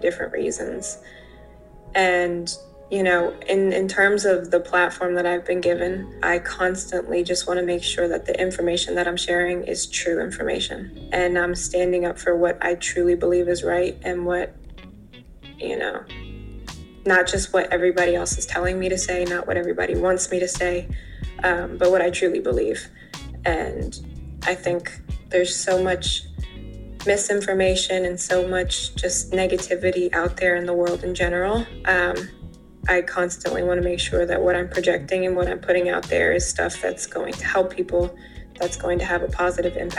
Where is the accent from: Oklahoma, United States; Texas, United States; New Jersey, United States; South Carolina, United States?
New Jersey, United States; New Brunswick; now in Los Angeles, United States; Jersey is home and grew up there most of my life